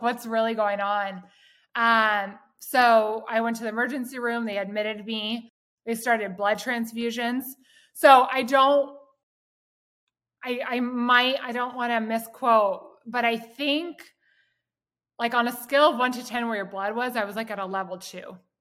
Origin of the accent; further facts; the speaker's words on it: Southern California, United States; I grew up here in Southern California.